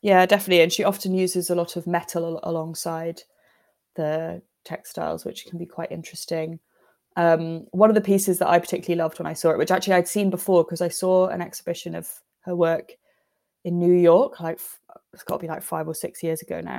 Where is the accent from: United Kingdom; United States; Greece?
United Kingdom; we're British